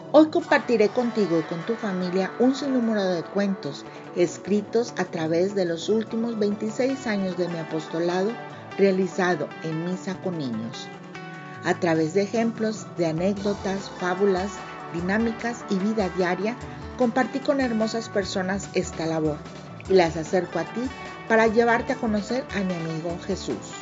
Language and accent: Spanish; Mexico; autora mexicana